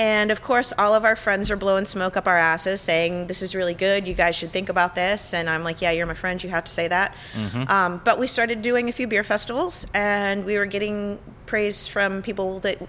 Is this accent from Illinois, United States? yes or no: no; Sonoma, California, United States; I'm from Sonoma.